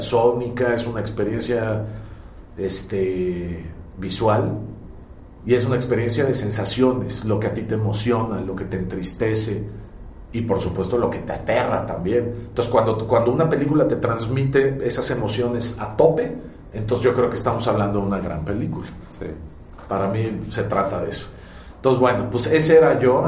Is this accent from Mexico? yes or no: yes; Mexico; Me asumo como, un, como una persona completamente bicultural, porque eh, no soy español 100%, eh, ni en mi forma de ser, de pensar, de actuar, etc. Y tampoco soy mexicano 100%